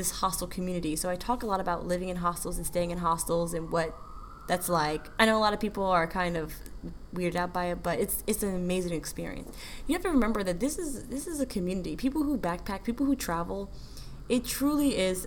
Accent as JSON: {"language": "English", "country": "United States", "said": "I'm proud of being an American."}